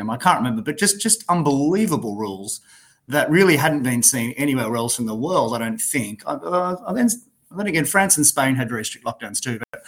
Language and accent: English; Australia; moved away as an adult; now in United States; as an Australian